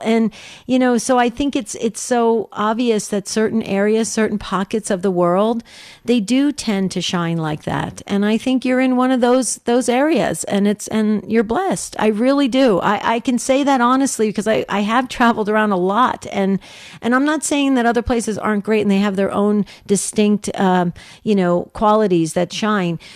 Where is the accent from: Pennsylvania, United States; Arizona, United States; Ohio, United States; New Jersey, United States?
New Jersey, United States; West Caldwell; moved away; I was born in West Caldwell, New Jersey